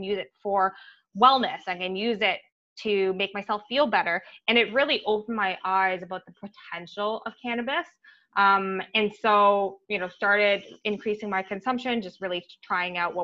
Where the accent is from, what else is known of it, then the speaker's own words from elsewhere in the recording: Ottawa, Ontario, Canada; I grew up in Ottawa